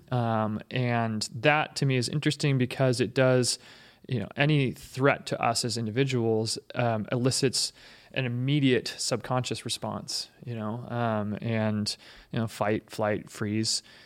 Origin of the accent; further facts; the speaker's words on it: Seattle, Washington, United States; I grew up in Seattle, which is progressive